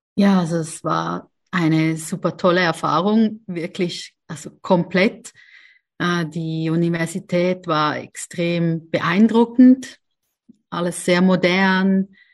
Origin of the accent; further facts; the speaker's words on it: Switzerland; also born or lived in Zurich; Aber aufgewachsen bin ich in der Schweiz